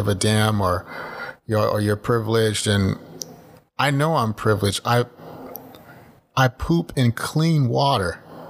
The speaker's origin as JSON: {"language": "English", "region": "Texas", "country": "United States", "said": "I don't have any problem being American, and I don't hide saying, oh, I'm Canadian. No, I'm not. I'm American. I'm Texan. You know, and I'll right. come show you Texas if you come here"}